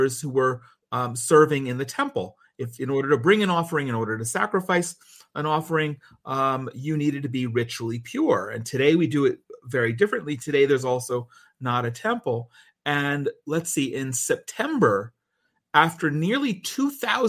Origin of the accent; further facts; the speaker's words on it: New Jersey, United States; moved away as an adult; also born or lived in New York; now in Israel; grew up in New Jersey from the time I was one.